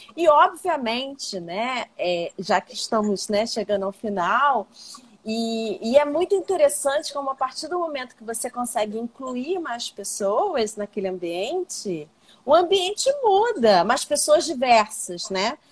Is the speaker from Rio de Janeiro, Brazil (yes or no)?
yes; Baixada Fluminense, Rio de Janeiro, Brazil; eu sou uma pessoa branca, mas que nasci na Baixada, então vim de uma classe social menor